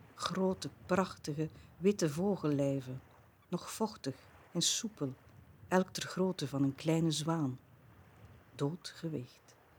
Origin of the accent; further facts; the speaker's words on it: Bruges, Flanders, Belgium; ik ben een Bruggeling